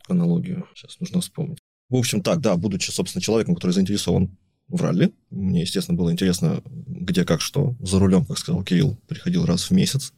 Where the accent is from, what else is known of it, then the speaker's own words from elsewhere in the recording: Sakhalin Oblast, Russia; я родился там на Сахалине, там на, на юге, в портовом городе. То есть меня окружали там корабли